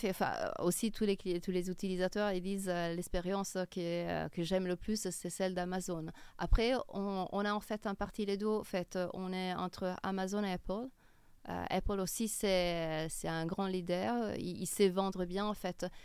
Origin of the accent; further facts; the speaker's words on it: Milan, Lombardy, Italy; French is a second language; moved away as an adult; now in Paris, France; Puis je suis originaire de Milan.